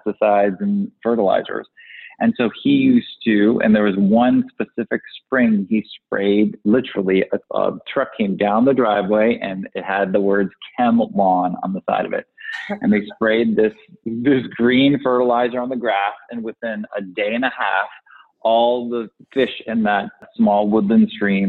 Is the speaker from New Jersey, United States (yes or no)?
no; Connecticut, United States; also born or lived in New York; I grew up in the East Coast, New York and Connecticut. And in this little woodland area on the shoreline of Connecticut, we had this stream